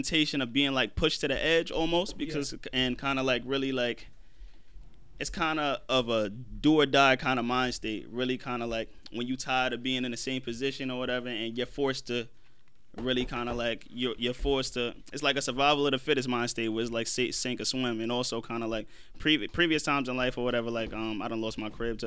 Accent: Englewood, New Jersey, United States; I'm from Englewood, New Jersey

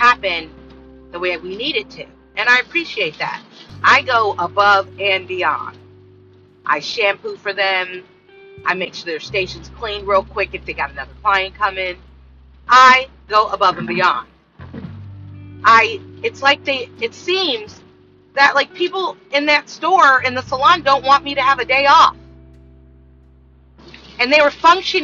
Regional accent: California, United States; I grew up with in California

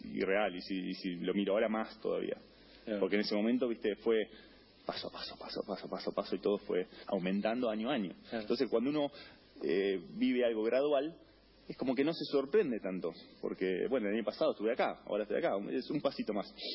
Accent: Argentina

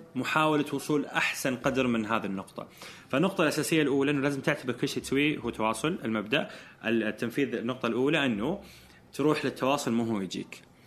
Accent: Eastern Province, Saudi Arabia; moved away as an adult; now in Jeddah, Saudi Arabia; انتقلت من مدينتي كنت عايش مع اهلي وطلعت من بيتي ورحت جده كنت في الشرقيه

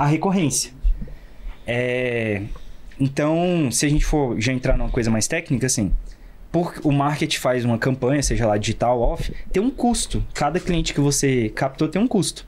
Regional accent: Brasília, Federal District, Brazil; Eu sou daqui de Brasília mesmo

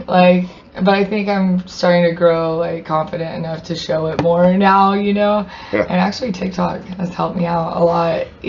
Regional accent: Dalhart, Texas, United States; I grew up in Dalhart.

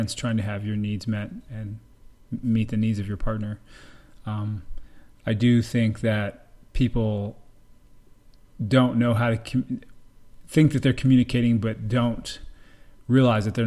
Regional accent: Colorado, United States; now in Tampa, United States; I'm a pediatric emergency medicine physician here in Tampa, Florida, originally from Colorado

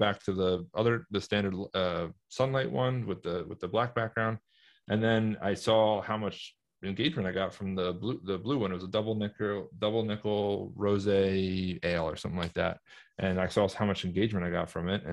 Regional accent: New Jersey, United States; my North Jersey trash part

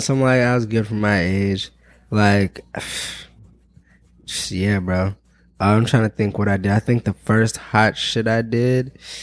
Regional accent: Pittsburgh, Pennsylvania, United States; now in Chicago, United States; I'm from Pittsburgh, Pennsylvania

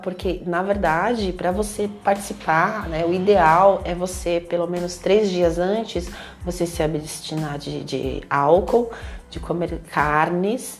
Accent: Brazil; sou brasileira, tenho descendência indígena

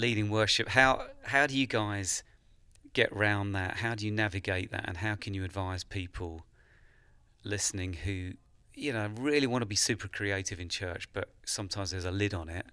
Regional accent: England, United Kingdom; as an Englishman traveling to America

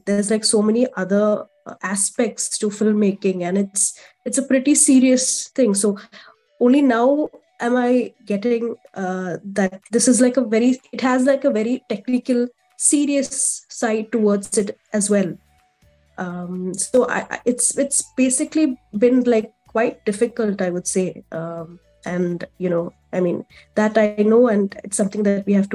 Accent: Kerala, India; I'm from India, specifically Kerala. It's a southern state in India

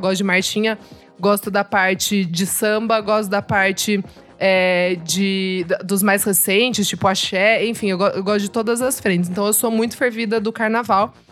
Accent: Sorocaba, São Paulo, Brazil; moved away; eu sou de Sorocaba, né? Interior

